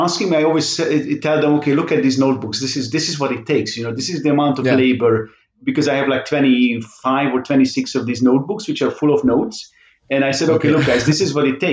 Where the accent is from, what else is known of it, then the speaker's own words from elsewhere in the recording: Budapest, Hungary; first language Hungarian; English is a second language; moved away as an adult; now in Netherlands; that I ended up staying in Budapest